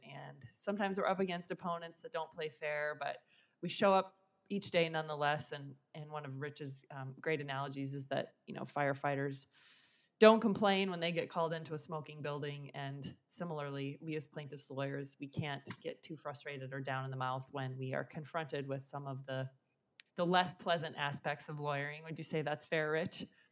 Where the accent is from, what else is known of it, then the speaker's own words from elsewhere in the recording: Nebraska, United States; my home state of Nebraska